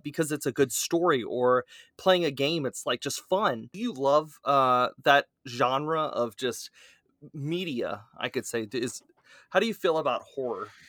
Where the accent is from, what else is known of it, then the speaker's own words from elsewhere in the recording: South Louisiana, United States; accent: Cajun; that's my Cajun coming out, I'm from South Louisiana after all